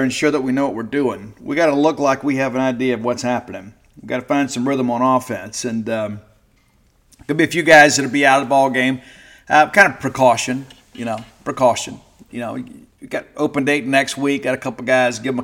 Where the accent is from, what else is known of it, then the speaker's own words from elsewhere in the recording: South Mississippi, United States; I'm from South Mississippi.